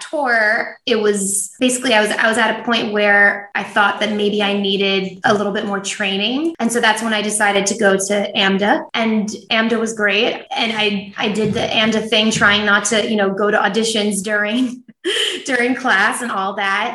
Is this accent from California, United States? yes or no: no; New Jersey, United States; I grew up in New Jersey